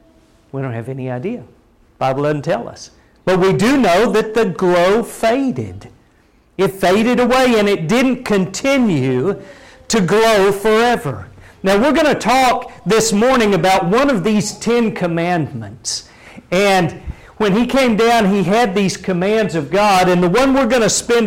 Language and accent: English; Oklahoma, United States; now in Texas, United States; growing up in Oklahoma and when I first moved down to Texas